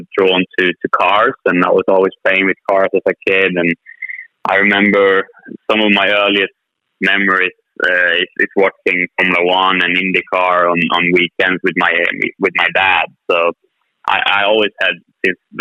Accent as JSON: {"language": "English", "country": "Sweden", "tie": "born or raised there", "said": "not only in my home country, Sweden"}